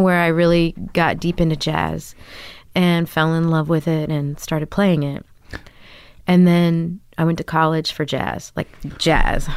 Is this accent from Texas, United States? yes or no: yes; Grapevine, Texas, United States; moved away as an adult; also born or lived in New York City; now in Brooklyn, United States; I grew up in Da, uh, outside of Dallas, Texas, in Grapevine, Texas